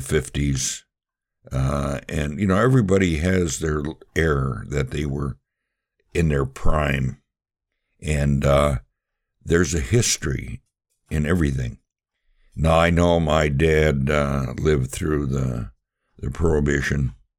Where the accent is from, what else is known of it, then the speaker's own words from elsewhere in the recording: Milwaukee, Wisconsin, United States; I was born and raised in Milwaukee